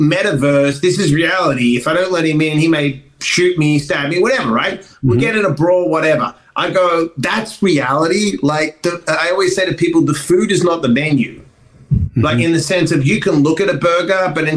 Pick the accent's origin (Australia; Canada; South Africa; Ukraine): Australia; moved away; I came from Australia with nothing.